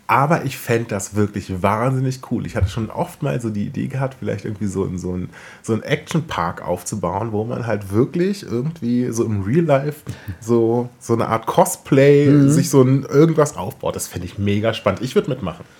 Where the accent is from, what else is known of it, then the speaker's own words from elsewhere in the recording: Southern Brandenburg, Germany; als äh, Teenager bin ich ja in Südbrandenburg groß geworden